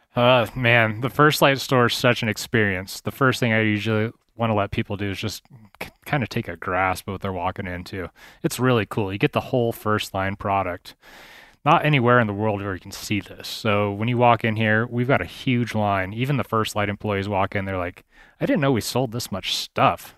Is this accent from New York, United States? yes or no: no; Idaho Falls, Idaho, United States; also born or lived in Colorado / Moscow, Idaho / Wood River Valley, Idaho; I was born in Colorado, but I've been an Idaho boy now for most of my life. So I grew up in Idaho Falls for the most part